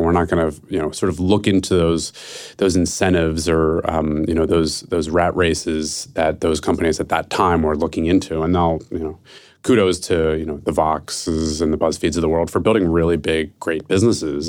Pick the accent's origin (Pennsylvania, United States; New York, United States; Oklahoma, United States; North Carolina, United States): Pennsylvania, United States; Philadelphia; now in San Francisco, United States; I'm from Philadelphia, who, and I live in San Francisco.